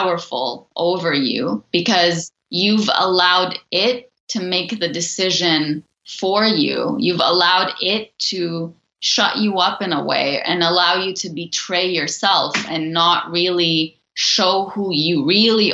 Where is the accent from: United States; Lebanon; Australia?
Lebanon; moved away; I grew up in Lebanon